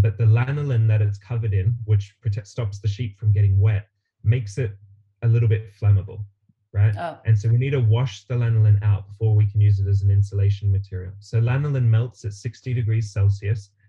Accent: Australia; moved away; originally, I'm from Australia, um, and I I grew up in a house that my parents built around me

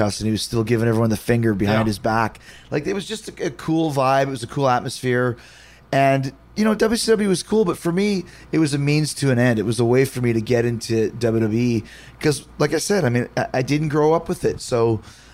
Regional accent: Winnipeg, Manitoba, Canada; I grew up in Winnipeg

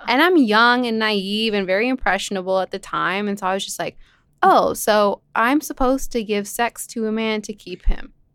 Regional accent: Lebanon; moved away; I'm from Lebanon

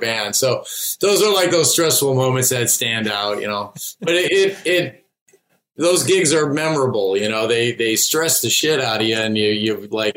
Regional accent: Chicago suburbs, Illinois, United States; I grew up in the Chicago suburbs, not far from where Jim lives.

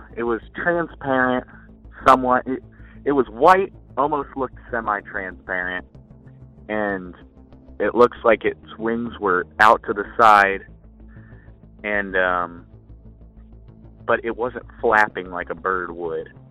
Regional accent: Kansas City, Missouri, United States; I'm from Missouri, in the uh, Kansas City area

